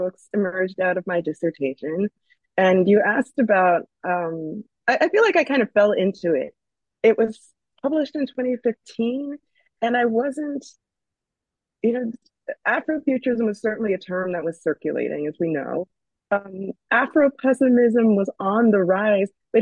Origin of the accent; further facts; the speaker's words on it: New Jersey, United States; I'm from New Jersey, and I worked around there